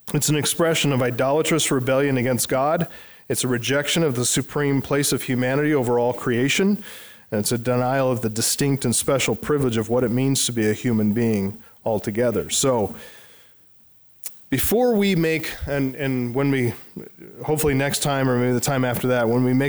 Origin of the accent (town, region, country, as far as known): United States